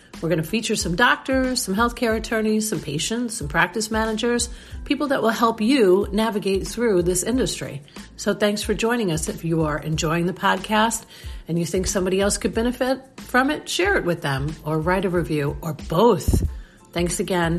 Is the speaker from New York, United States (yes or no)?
yes; New York, United States; I'm from New York